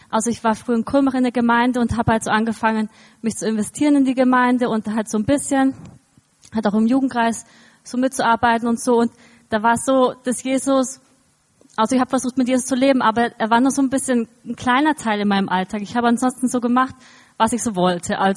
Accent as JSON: {"language": "German", "town": "Eisenwind", "region": "Bavaria", "country": "Germany", "tie": "born or raised there", "said": "ich bin in Eisenwind aufgewachsen, also in der Nähe von Kulmbach und so"}